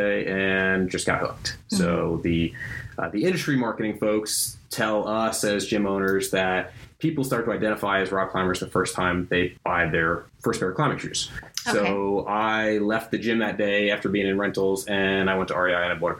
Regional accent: New Jersey, United States; moved away as an adult; also born or lived in Albuquerque, New Mexico; I grew up in New Jersey

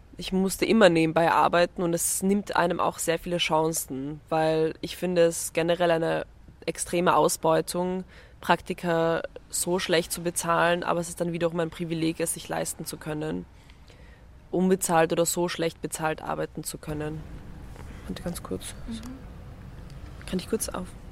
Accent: Vienna, Austria; ich komme aus Wien, also ich bin in Wien aufgewachsen

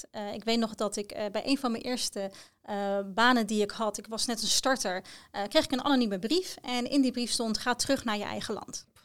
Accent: The Hague, South Holland, Netherlands; uit Den Haag, ik ben daar geboren en getogen.

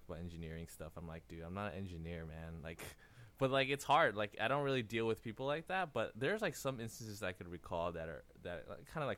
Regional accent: Taiwan; I'm from Taiwan

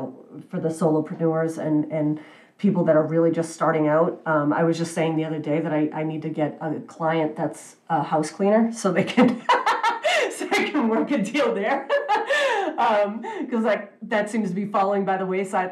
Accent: New England, United States; I was born and raised in New England

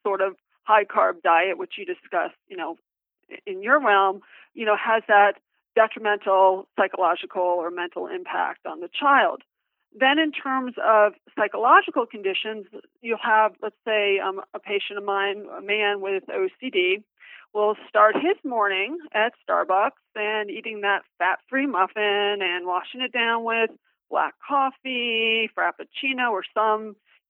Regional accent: South Florida, United States; also born or lived in Key West, Florida / Indiana; I'm a South Florida native, so let me just start by saying I was born in Key West

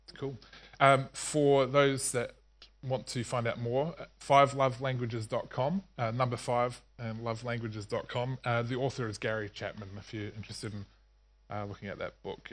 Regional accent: New Zealand; I grew up in New Zealand

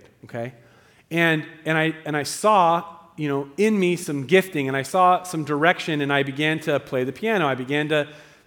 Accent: Southern Oregon, United States; also born or lived in Eagle Point, Oregon; I'm from Southern Oregon, and we say root and crick

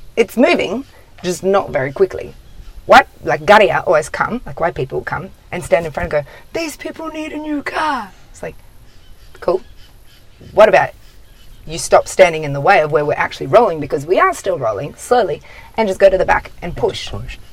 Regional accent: near Broome, Kimberley, Western Australia, Australia; where i'm from that's what it's like i'm from Winawal, just north of broome

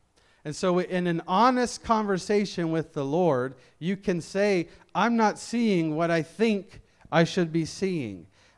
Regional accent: Memphis, Tennessee, United States; I'm from Memphis, Tennessee.

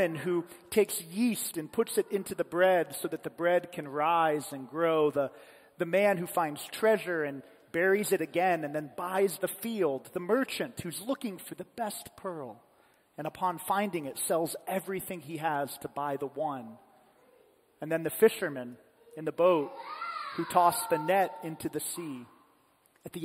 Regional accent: Columbus, United States; Messiah Lutheran Church, the church that I grew up in Columbus

